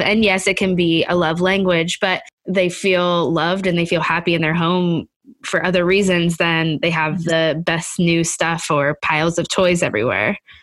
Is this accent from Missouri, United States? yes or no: no; Pittsburgh, Pennsylvania, United States; Pittsburgh, which is my hometown.